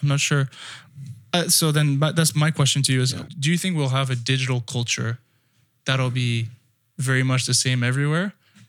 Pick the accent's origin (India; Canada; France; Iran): France; moved away; also born or lived in United Kingdom / United States; Well, I grew up in France, and then I grew up in the UK, and then I went to school in the US.